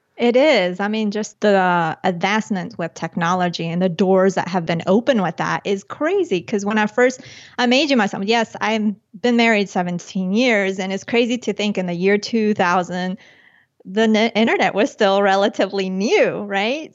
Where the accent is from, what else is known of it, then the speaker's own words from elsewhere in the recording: Chía, Cundinamarca, Colombia; moved away; when I was born in Colombia and when I was little, my parents had, they had that entrepreneurial spirit. So they had, outside of, uh, Bogota, the capital, in a town called Chía, they had a restaurant slash discotheque